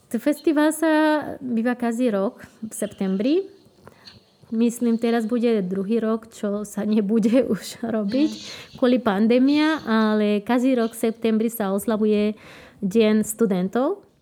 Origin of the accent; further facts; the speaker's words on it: Posadas, Misiones, Argentina; accent: Misiones accent; Slovak is a second language; moved away as an adult; now in Slovakia; Ja som sa narodila v Posadas.